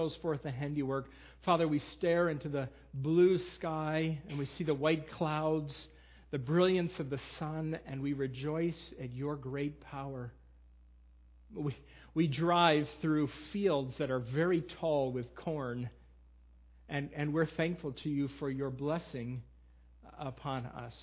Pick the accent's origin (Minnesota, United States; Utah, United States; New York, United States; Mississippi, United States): New York, United States; Western; also born or lived in Lancaster County, Pennsylvania; now in Millersville, United States; I will be in Western New York in my hometown with my sisters